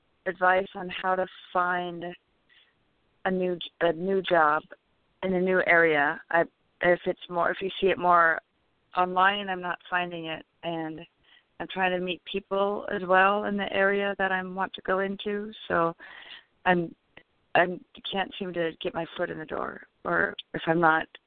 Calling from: California, United States; from California.

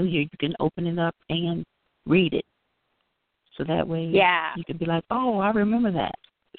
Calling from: Chicago, Illinois, United States

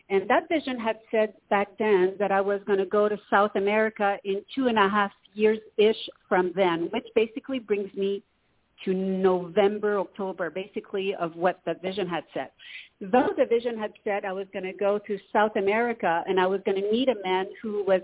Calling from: Canada; Hello, Toni. … from Canada.

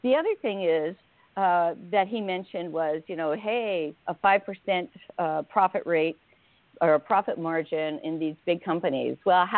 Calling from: Oregon, United States; I'm in Oregon right now.

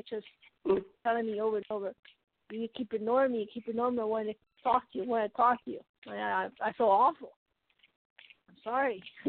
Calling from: Colorado, United States

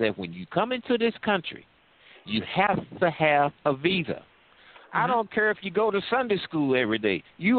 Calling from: St. Louis, Missouri, United States; I'm calling from St. Louis, sir.

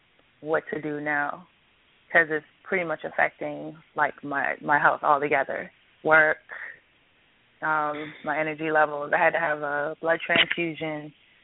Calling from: Covington, Georgia, United States; I'm calling from Covington, Georgia.

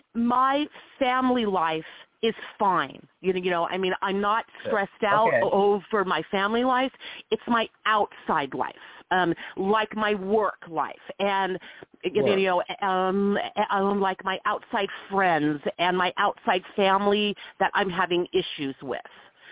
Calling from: Nevada, United States; I am calling from Nevada.

